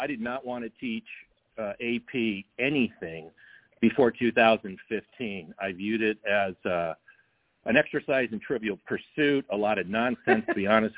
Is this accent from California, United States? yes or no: yes; California, United States; also born or lived in Germany / Texas; I was born in 58 in Germany, so was my brother. Then we moved to Texas, and for a short time, we've been in California ever since